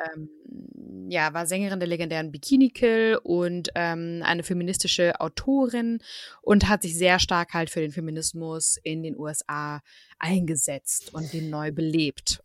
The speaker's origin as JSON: {"language": "German", "country": "Germany", "said": "bei uns in Deutschland"}